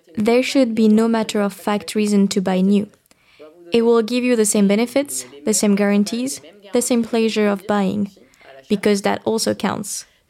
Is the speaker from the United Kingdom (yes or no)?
no; Bordeaux region, Nouvelle-Aquitaine, France; I come from the Bordeaux region, I was brought up by parents who were biologists